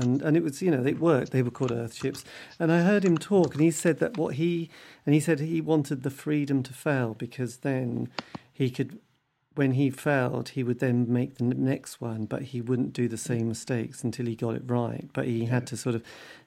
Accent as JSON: {"language": "English", "country": "United Kingdom", "said": "I'm British"}